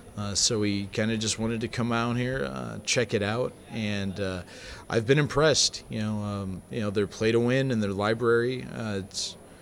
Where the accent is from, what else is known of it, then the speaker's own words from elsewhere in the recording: St. Louis, United States; moved away as an adult; now in Illinois, United States; we don't really live in St. Louis anymore. We're about 3 hours outside, but we grew up in the St. Louis area.